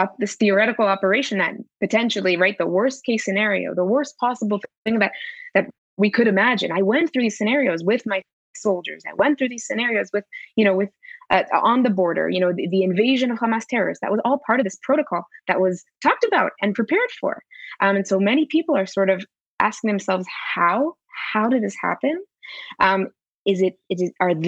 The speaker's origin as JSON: {"language": "English", "country": "Israel", "tie": "born or raised there", "also_born_or_lived": "United States", "said": "I'm originally from the United States and made Aliyah to Israel when I was very young. Grew up in Israel"}